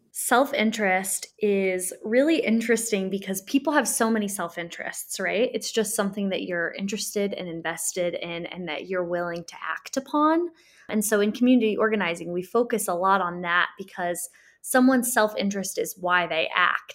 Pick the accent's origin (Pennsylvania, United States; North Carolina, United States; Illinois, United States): Illinois, United States; Springfield; I grew up in Springfield and we know Springfield is one of the most segregated cities in the Midwest